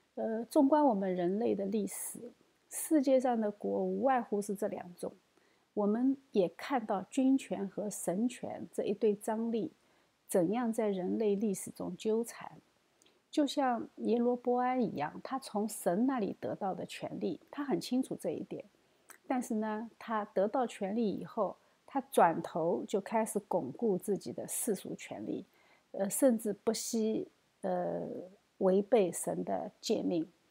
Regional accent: China; 我们中国人

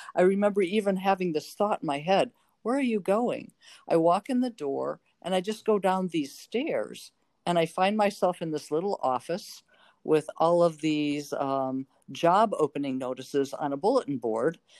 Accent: North Chicago, Illinois, United States; moved away as an adult; also born or lived in Normal, Illinois / Carbondale, Illinois; now in Oregon, United States; I grew up in North Chicago

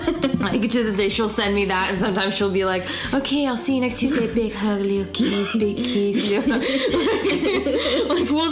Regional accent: Southern California, United States; growing up in SoCal.

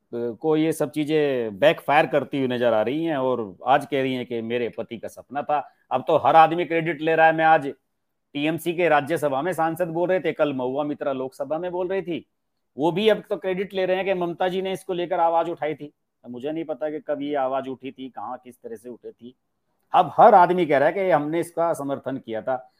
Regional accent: Uttar Pradesh, India; मैं उत्तर प्रदेश का रहने वाला हूं

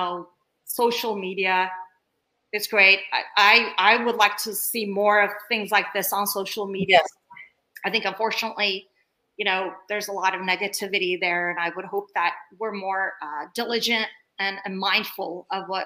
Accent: Bay Area, California, United States; also born or lived in Turkey; coming here at the age of 7, I came here from Turkey and I grew up in the Bay Area

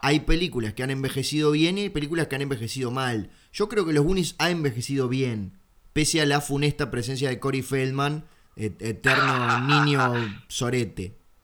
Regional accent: Uruguay; soy el uruguayo ganso que se pasa mirando canales argentinos

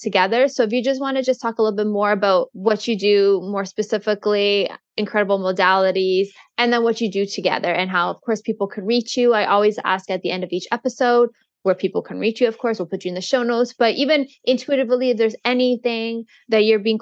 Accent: Canada; I'm not American, I'm Canadian

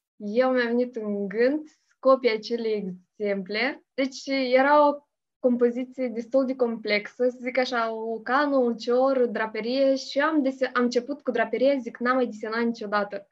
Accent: Hârtopul Mare, Criuleni District, Moldova; moved away as an adult; now in Chișinău, Moldova; Sunt din Hârtopul Mare, raionul Criuleni și am făcut uh, studiile în Hârtopul Mic

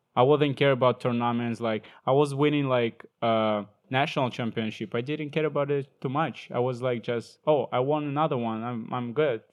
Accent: Ukraine; English is a second language; moved away as an adult; also born or lived in Sumy, Ukraine; when I moved from my hometown to other city, it's like Central Ukraine, Cold Sumy

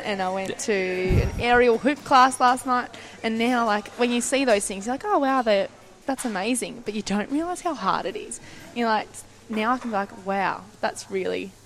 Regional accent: Tasmania, Australia; we come from Tassie

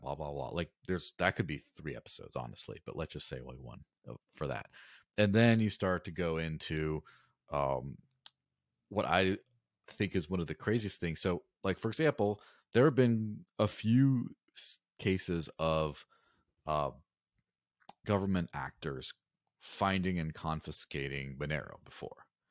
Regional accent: Mexico; in the early nineties, I grew up in Mexico, and I remember when, you know, as a small child, like, grandma's coins didn't work anymore

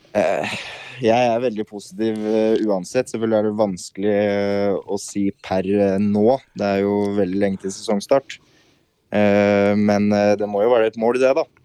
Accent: Larvik, Vestfold, Norway; moved away as an adult; now in Moss, Norway; Jeg er fra Larvik

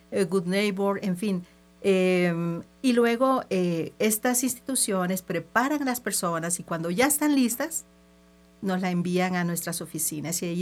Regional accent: El Salvador; Entonces, sabes, soy una salvadoreña, trotamundos, eh, me ha tocado así.

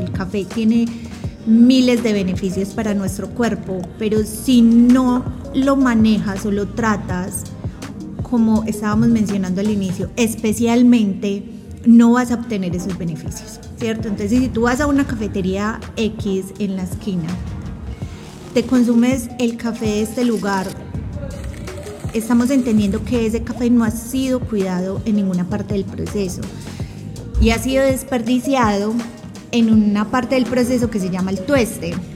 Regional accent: Colombia; moved away; soy colombiana y crecí consumiendo, como decimos en Colombia, el tinto, tintico en la casa

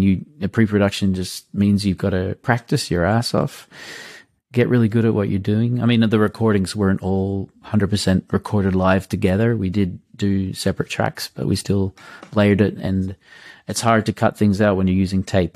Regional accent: Australia; also born or lived in Munich, Germany; now in Germany; I'm an Australian in Munich

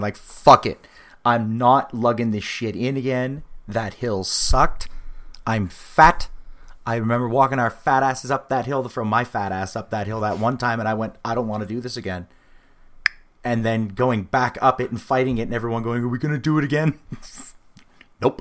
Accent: New Brunswick, New Jersey, United States; that's a shitty place, 'cause we're from New Brunswick.

